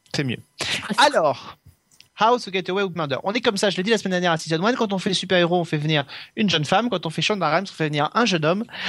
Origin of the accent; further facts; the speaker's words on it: France; chez nous en France